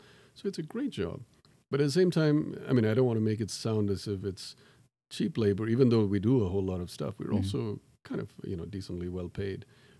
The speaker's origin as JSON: {"language": "English", "country": "Tanzania", "tie": "born there", "said": "So I was born in Tanzania, and I'm, people ask me whether I'm Tanzanian. No, I'm not."}